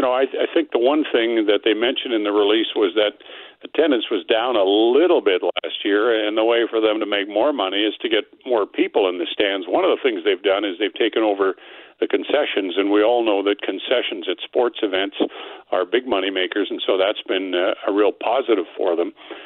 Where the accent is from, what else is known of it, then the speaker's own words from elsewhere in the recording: Regina, Saskatchewan, Canada; now in Winnipeg, Canada; I grew up in Regina. I've lived here for over 40 years.